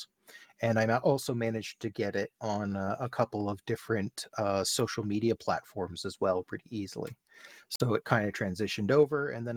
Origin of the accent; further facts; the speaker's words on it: Canada; here in Canada, because I am Canadian